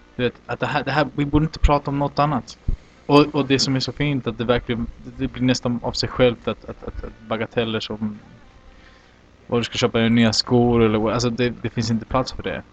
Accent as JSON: {"language": "Swedish", "town": "Olofström", "region": "Blekinge", "country": "Sweden", "tie": "born or raised there", "moved": "yes", "lives_now": "Santiago, Chile", "said": "Jag växte upp i Olofström, eller Blekinge några år."}